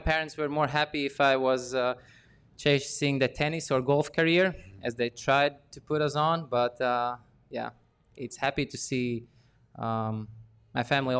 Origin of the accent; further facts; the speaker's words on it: Latvia; I was born in 1992 in Latvia, which is a post-Soviet Union country.